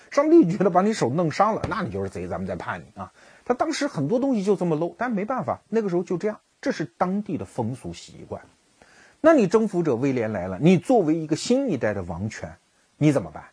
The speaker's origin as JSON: {"language": "Chinese", "country": "China", "said": "我们中国人"}